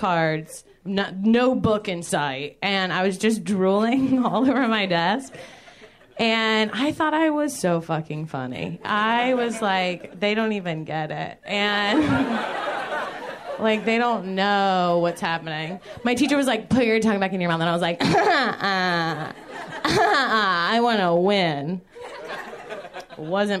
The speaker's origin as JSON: {"language": "English", "region": "Georgia", "country": "United States", "said": "I'm from Georgia"}